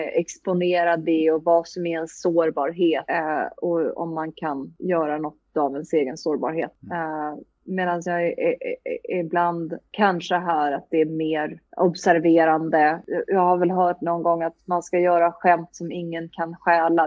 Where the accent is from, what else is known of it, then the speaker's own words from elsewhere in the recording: Sweden; moved away as an adult; also born or lived in United States; jag kom från Sverige